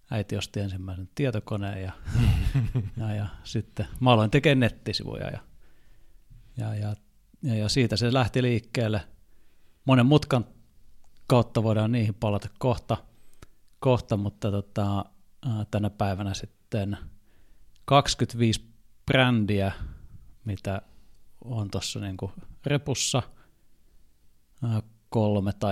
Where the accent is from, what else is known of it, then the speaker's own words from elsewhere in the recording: Finland; moved away as an adult; now in Germany; että mä tuun Suomesta